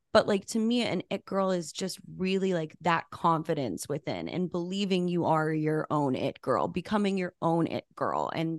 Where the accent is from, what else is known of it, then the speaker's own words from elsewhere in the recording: Albuquerque, New Mexico, United States; moved away as an adult; also born or lived in Los Angeles, California; I grew up in Albuquerque, New Mexico, which is like a very small-ish city. City's a nice word. It's a town. And I moved to LA for college.